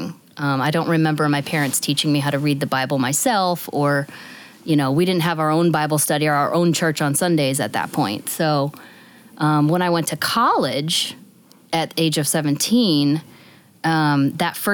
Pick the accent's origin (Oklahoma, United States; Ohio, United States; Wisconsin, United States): Ohio, United States; northwest; now in Northern Virginia, United States; I grew up in the upper northwest corner of Ohio, very last county before you hit Indiana or Michigan. Very rural area.